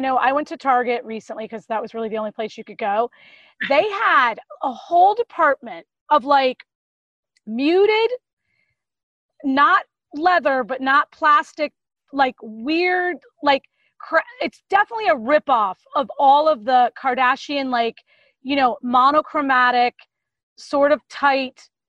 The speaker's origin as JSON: {"language": "English", "region": "Florida", "country": "United States", "tie": "born or raised there", "said": "I grew up in Florida"}